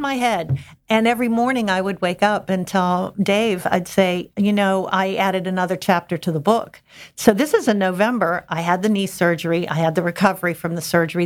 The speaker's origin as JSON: {"language": "English", "town": "Pittsburgh", "region": "Pennsylvania", "country": "United States", "moved": "as an adult", "lives_now": "Hatteras, United States", "said": "I'm from the Pittsburgh, Pennsylvania area"}